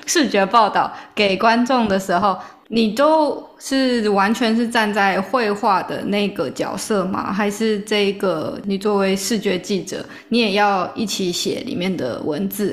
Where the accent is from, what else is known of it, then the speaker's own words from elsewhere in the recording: Taiwan; 我们在台湾长大